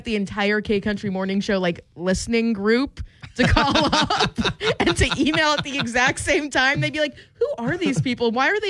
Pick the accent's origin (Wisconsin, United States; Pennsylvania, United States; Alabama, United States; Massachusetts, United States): Pennsylvania, United States; moved away as an adult; now in Iowa, United States; I'm from Pennsylvania and our slogan is pursue your happiness